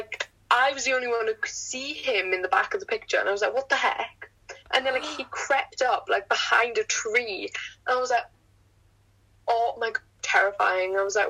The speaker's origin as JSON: {"language": "English", "region": "Wales", "country": "United Kingdom", "said": "it's because I'm Welsh."}